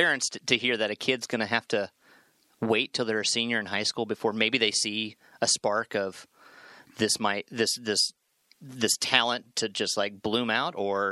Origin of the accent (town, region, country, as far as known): Manhattan, Kansas, United States; born or raised there